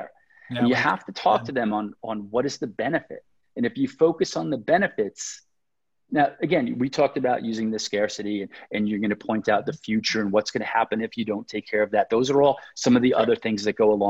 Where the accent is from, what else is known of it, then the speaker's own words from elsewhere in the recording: New York, United States; now I'm from New York